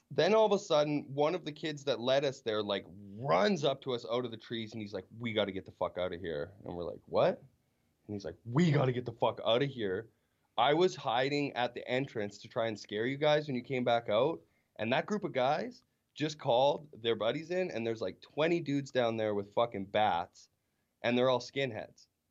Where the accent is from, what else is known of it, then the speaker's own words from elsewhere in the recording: Weyburn, Saskatchewan, Canada; growing up in Weyburn